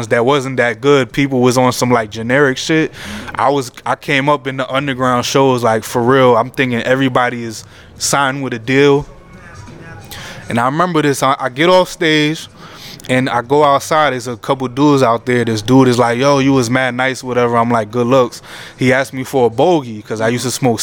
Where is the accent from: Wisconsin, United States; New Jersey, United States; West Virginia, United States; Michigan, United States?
New Jersey, United States; I'm still a youngin', and I'm from Jersey. I grew up listening to all the Jersey rappers